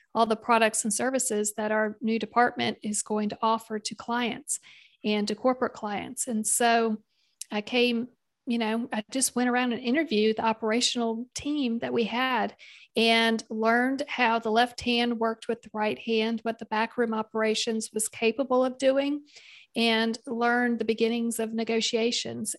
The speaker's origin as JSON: {"language": "English", "region": "South Carolina", "country": "United States", "tie": "born or raised there", "also_born_or_lived": "Kentucky / Indiana", "accent": "Southern", "said": "for the bulk of my childhood, it was in South Carolina. We did spend a, a number of years in Kentucky and Indiana, and uh, the, the bulk of that time that was in South Carolina"}